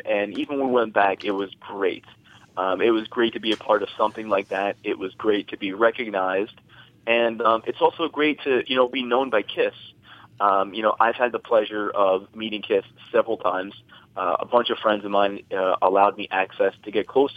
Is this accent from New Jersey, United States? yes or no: yes; New Jersey, United States; I'm a New Jersey native. I was born and raised in New Jersey.